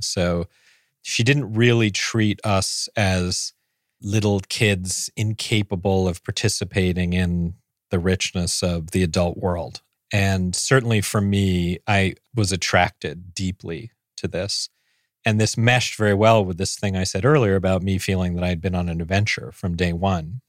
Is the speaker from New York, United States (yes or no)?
yes; New York City, New York, United States; also born or lived in San Francisco; I grew up on the Upper East Side